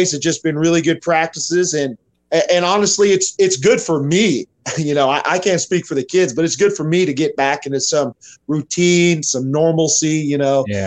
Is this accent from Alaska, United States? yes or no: no; Carthage, Missouri, United States; moved away as an adult; also born or lived in Wichita, Kansas; now in Liberal, United States; where I grew up, was a little old town called Carthage, Missouri